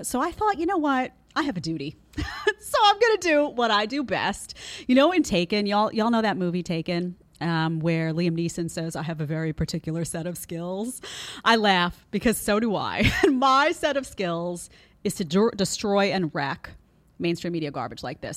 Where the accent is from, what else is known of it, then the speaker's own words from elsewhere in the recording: New York City, New York, United States; I grew up in Brooklyn around a lot of former mobsters